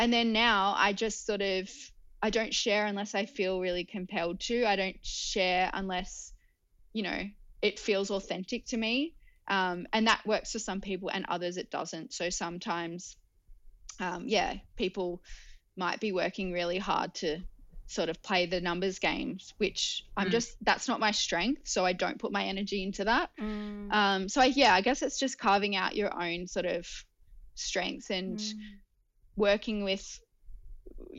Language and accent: English; Newcastle, New South Wales, Australia; We're actually all from Newcastle